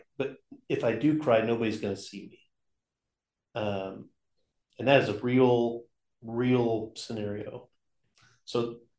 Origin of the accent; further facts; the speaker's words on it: Oklahoma, United States; growing up in Oklahoma